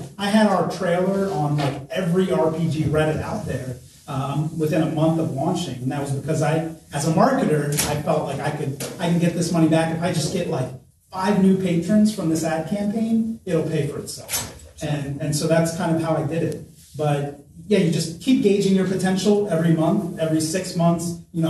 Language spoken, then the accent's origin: English; Scotland, United Kingdom; accent: Scottish; I mean, maybe you heard my Scottish accent too.